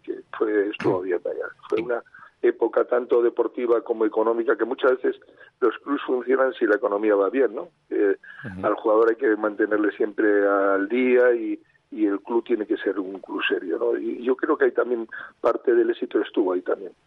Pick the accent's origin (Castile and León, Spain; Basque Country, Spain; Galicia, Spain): Castile and León, Spain; Miranda de Ebro; Yo soy nacido en Miranda, le sigo mucho al Mirandés